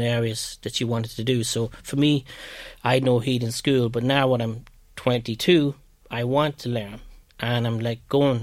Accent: Ireland; accent: Irish brogue; moved away as an adult; my accent, my brogue was very strong

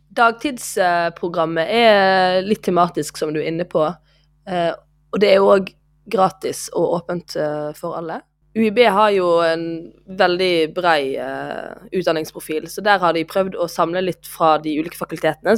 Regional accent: Voss, Vestland, Norway; jeg er jo vossing

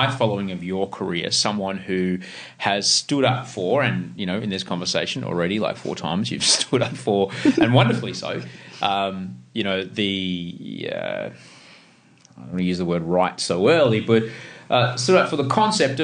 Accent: Queensland, Australia; I grew up in Queensland

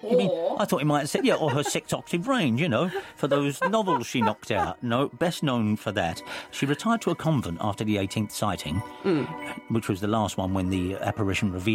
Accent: England, United Kingdom; I'm English

